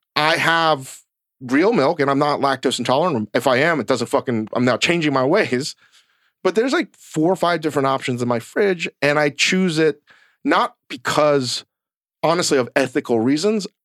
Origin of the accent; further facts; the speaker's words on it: Virginia, United States; growing up in Virginia